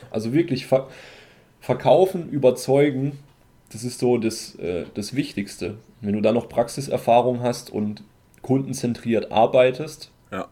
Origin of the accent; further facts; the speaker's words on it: Germany; bei uns in Deutschland